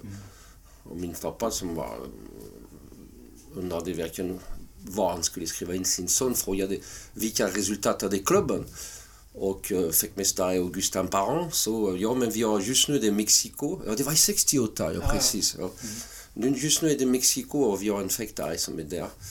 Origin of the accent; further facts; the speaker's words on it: southern France, France; Swedish is a second language; moved away as an adult; also born or lived in Paris, France / Halmstad, Sweden; now in Sweden; jag föddes i södra Frankrike